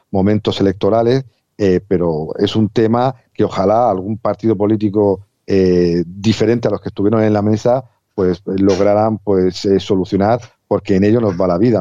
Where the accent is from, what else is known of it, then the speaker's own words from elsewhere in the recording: Spain; a mí como español